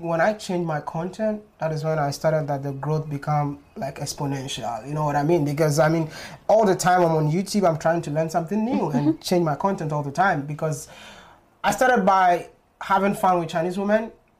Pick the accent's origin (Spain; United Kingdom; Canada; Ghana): Ghana; moved away; also born or lived in China; living in Ghana, I thought I'm a Ghanaian.